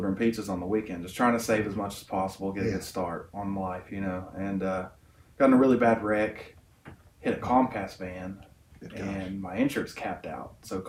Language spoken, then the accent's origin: English; Jonesborough, Tennessee, United States; also born or lived in Johnson City, Tennessee; I grew up in Jonesboro, but I was born in Johnson City.